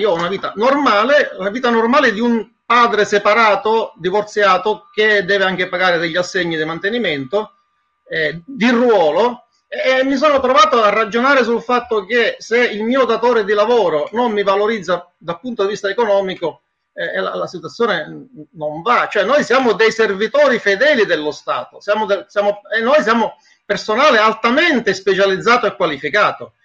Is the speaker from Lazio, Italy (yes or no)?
no; Sicily, Italy; moved away as an adult; now in Brussels, Belgium; Sono siciliano